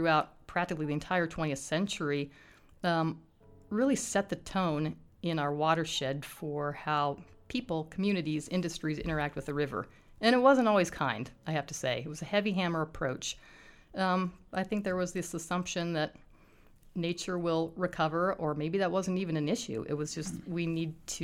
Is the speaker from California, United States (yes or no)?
no; Colorado, United States; moved away as an adult; now in Missoula, United States; I'm a Westerner. I grew up in Colorado